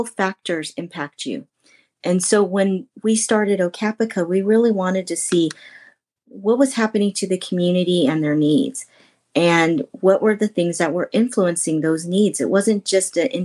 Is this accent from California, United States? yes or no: yes; north of Sacramento, Northern California, United States; I'm from Northern California, north of Sacramento